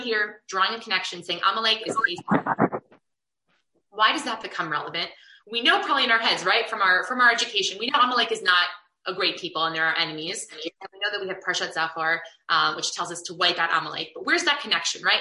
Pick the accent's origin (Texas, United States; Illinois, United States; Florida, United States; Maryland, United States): Illinois, United States; Chicago; I have a lot of really positive, wonderful memories from growing up in Chicago